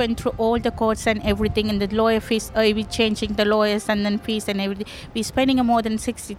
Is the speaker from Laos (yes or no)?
no; Sri Lanka; English is a second language; moved away as an adult; now in Australia; I'm from Sri Lanka. Me and husband arriving by boat in 2012 in Australia. Still, we have just a temporary bridging e-visa.